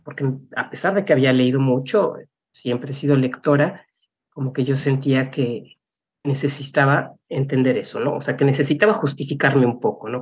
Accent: Mexico City, Mexico; moved away as an adult; also born or lived in Monterrey, Mexico / Chicago, United States; now in United States; yo nací en Monterrey, pero me crié en la Ciudad de México

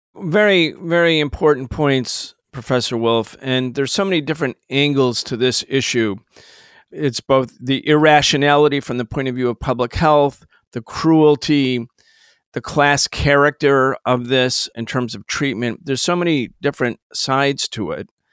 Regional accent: Rochester, New York, United States; I grew up in Rochester, New York.

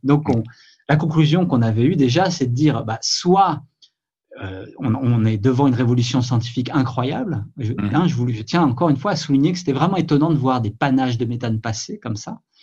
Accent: France; chez nous en France

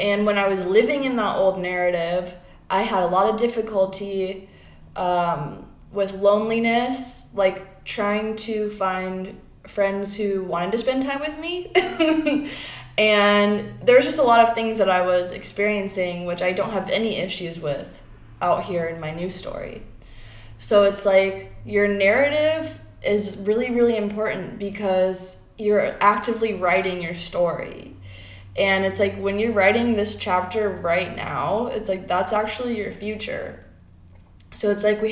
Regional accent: Florida, United States; now in Oregon, United States; I'm from Florida, and I have these parents that don't understand me, and I went to Catholic school

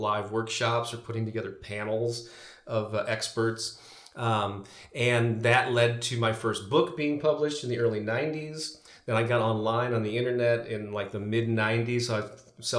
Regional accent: St. Louis, Missouri, United States; St. Louis, Missouri, which has been my hometown for my entire life, born and raised here

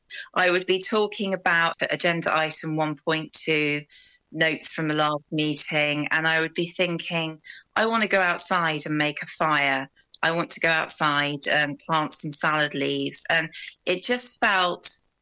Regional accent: Brighton, South East England, United Kingdom; moved away as an adult; now in West Wales, United Kingdom; I'm from Brighton originally. So I moved to the wild west of Wales about 12 years ago.

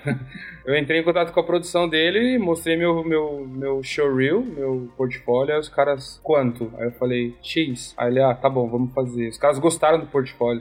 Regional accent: São Paulo, Brazil; moved away as an adult; also born or lived in Noosa, Queensland; now in Sydney, Australia; Eu sou de São Paulo

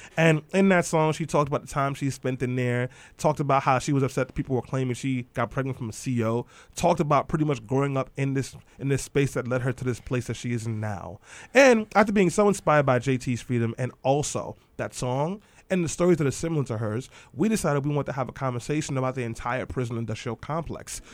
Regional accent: New York City, New York, United States; I grew up in East New York and Brownsville

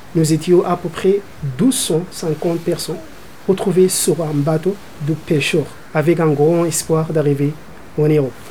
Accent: Sudan; moved away as an adult; now in France; mon pays natal, le Soudan

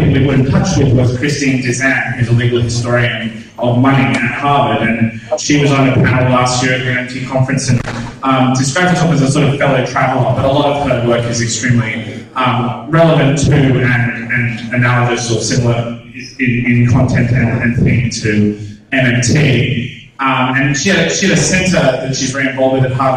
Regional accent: Australia; I'm Australian

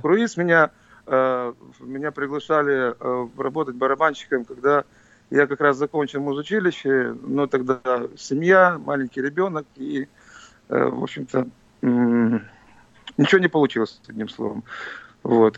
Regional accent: Tiraspol, Transnistria, Moldova; now in Philadelphia, United States; я в нём родился. Это моя родина.

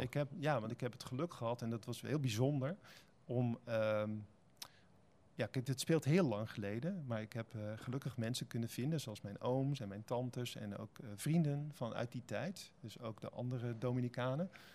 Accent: Spijkenisse, South Holland, Netherlands; also born or lived in Heerlen; now in Utrecht, Netherlands; ik ben eh, geboren in Heerlen en getogen in Spijkenisse

